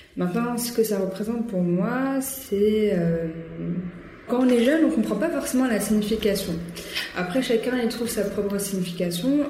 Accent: France; on est française, on est né en France

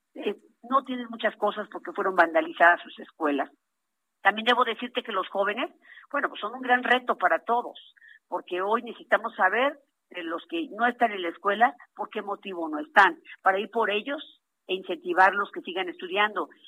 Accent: Huasteca, Huejutla, Hidalgo, Mexico; en la región Huasteca, que es de donde soy originaria

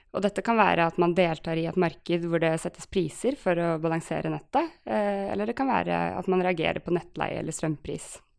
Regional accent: Oslo, Norway; also born or lived in Trondheim; Jeg er, eh, jeg er, fra Oslo eh, og bor i Oslo.

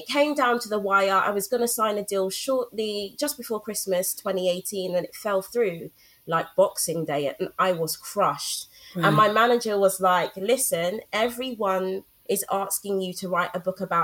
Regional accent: London, United Kingdom; I grew up in Brixton, SW9, SW2 all day. That will forever be home

